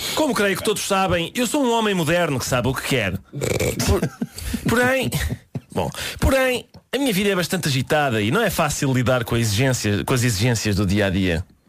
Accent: Minho, Portugal; a minha mãe e a minha avó nasceram no Minho e eu próprio efetivamente sou do Minho, sou do Minho, sou do Minho natural

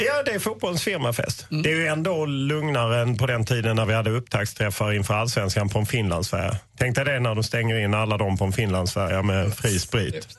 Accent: Sweden; vi är ju svenskar

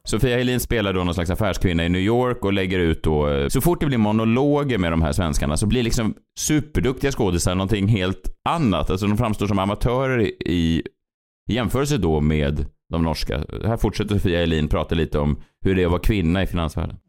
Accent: Sweden; som svensk

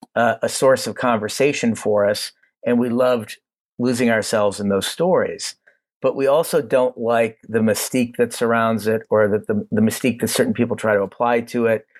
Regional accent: Cleveland, Ohio, United States; We're from Cleveland

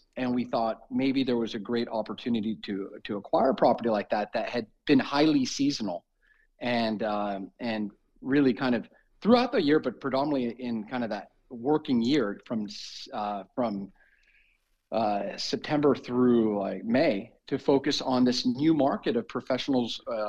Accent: Newport Beach, California, United States; also born or lived in Russia; We're both from Newport Beach, California.

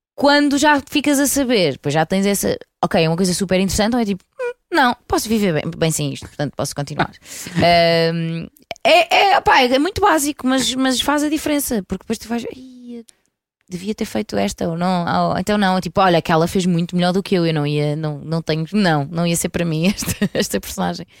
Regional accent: Porto, Norte, Portugal; eu sou do Porto

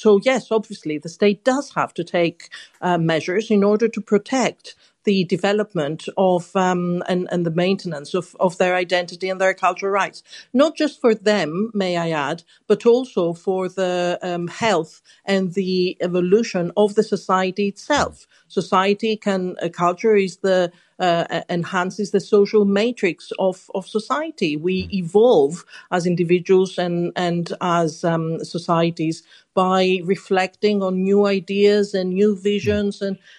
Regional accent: Greece; now in London, United Kingdom; I'm very certain that when I was growing up in Greece in the 70s, my way of life was completely different to the way of life in London in the UK.

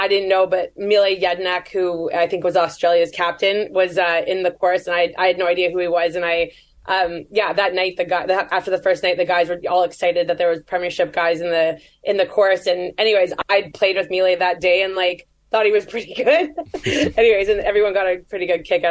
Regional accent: Canada; I'm Canadian

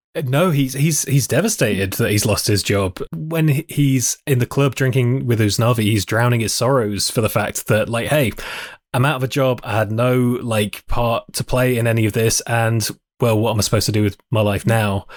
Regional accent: New York City, New York, United States; Puerto Dominican Rican, I always say I'm from Queens

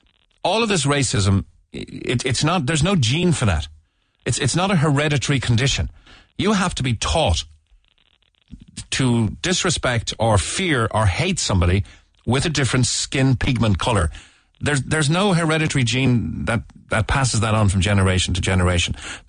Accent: Ireland; even as, you know, as an Irish person in the 70s.

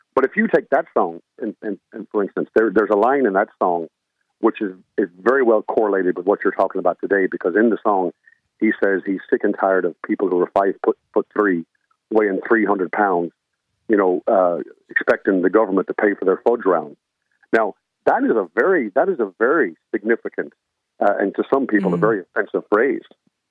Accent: United States; accent: American; moved away as an adult; now in Ireland; I'm an American, as you might have guessed by the accent, but I'm living in Ireland for over 30 years.

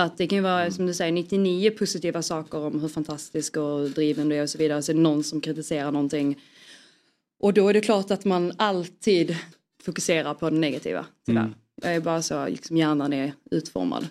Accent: Skåne, Sweden; jag är ju skåning

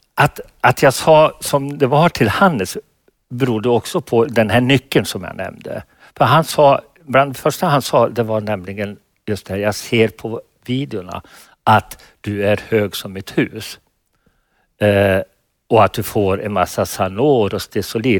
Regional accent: Falun, Dalarna County, Sweden; i Falun, min hemstad

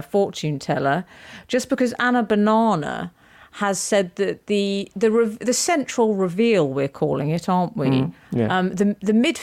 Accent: Jarrow, North East England, United Kingdom; my hometown

